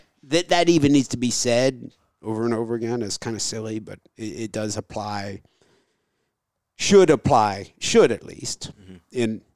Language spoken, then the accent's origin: English; United States; I'm a, I guess, I'm Catholic American white guy, so I don't have any, you know, horse, any horse in this at all.